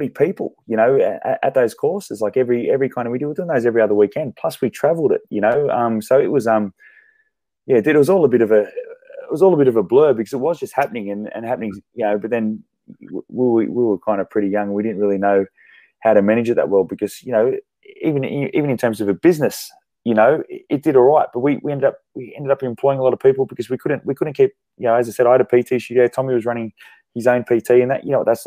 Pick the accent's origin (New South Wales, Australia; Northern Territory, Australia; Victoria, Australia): New South Wales, Australia; Sydney; moved away as an adult; also born or lived in Brisbane; I grew up in Sydney